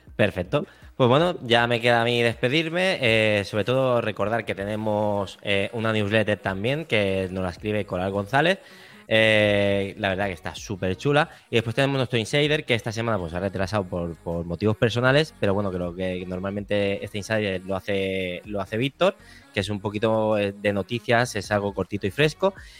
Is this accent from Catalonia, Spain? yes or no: yes; Badalona, Catalonia, Spain; la gente que somos de Badalona